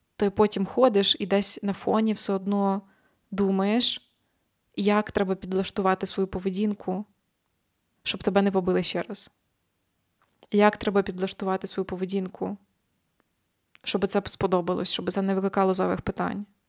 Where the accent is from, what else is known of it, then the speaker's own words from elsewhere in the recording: Ukraine; now in Poland; я українка